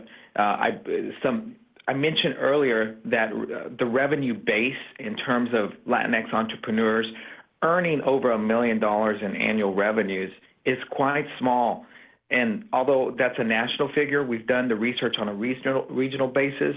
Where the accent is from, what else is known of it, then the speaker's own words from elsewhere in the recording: Friona, Texas, United States; I grew up in Texas in a farming community in the Texas Panhandle called Friona, Texas.